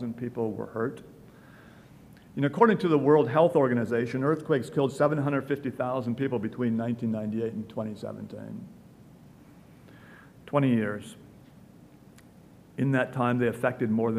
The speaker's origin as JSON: {"language": "English", "town": "Milwaukee", "region": "Wisconsin", "country": "United States", "tie": "born or raised there", "moved": "yes", "said": "a child growing up in Milwaukee"}